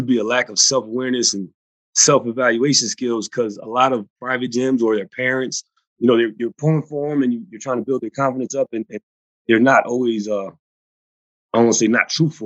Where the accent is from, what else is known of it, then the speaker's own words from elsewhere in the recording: United States; my first job is with my hometown pro football team